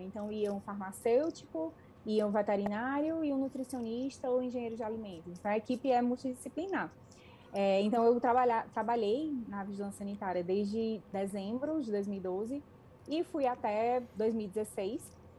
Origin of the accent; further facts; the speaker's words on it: Fortaleza, Ceará, Brazil; moved away as an adult; now in Canada; de Fortaleza, que é de onde eu sou